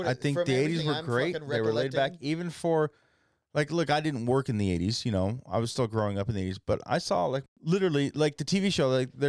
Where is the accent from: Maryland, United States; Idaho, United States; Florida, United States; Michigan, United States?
Idaho, United States; Wendell; moved away; Me growing up in Wendell, Idaho, I didn't know anybody when I came here.